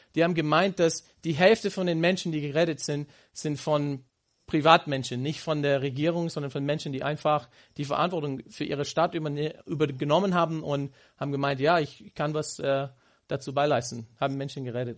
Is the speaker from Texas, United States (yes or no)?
yes; Houston, Texas, United States; German is a second language; moved away as an adult; meine Heimat gefragt haben in Houston